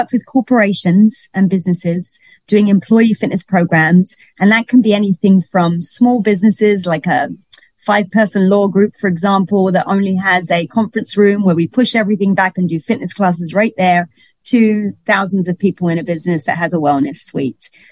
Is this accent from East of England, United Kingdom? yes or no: no; London, United Kingdom; moved away as an adult; now in Miami, United States; I'm from London, if you didn't notice an accent. and I came over here because of the cruise ships. But once I got to Miami